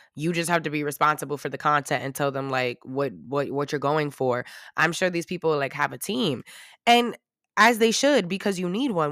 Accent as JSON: {"language": "English", "region": "New York", "country": "United States", "said": "I'm from New York"}